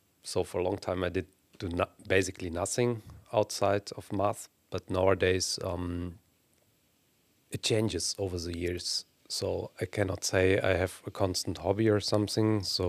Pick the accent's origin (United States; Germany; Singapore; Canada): Germany; which is maybe more natural for me since I grew up in Germany.